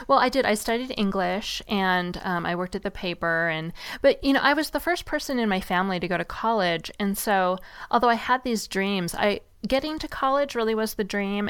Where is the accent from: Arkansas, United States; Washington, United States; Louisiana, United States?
Washington, United States; Seattle; I grew up in Seattle, and it rains a lot there